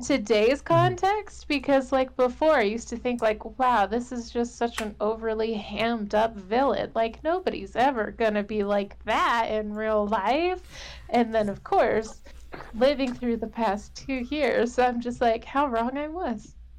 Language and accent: English; Southern California, United States; I grew up in Southern California